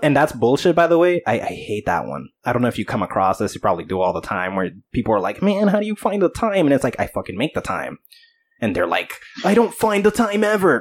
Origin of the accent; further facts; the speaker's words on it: New Jersey, United States; I am come from Jersey, dude. Everybody swears they're a rapper over here